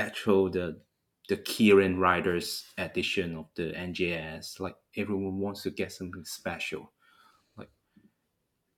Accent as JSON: {"language": "English", "country": "Hong Kong", "said": "I'm from Hong Kong"}